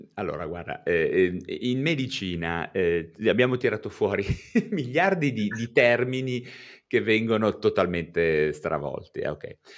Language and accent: Italian; Genoa, Liguria, Italy; io sono di Genova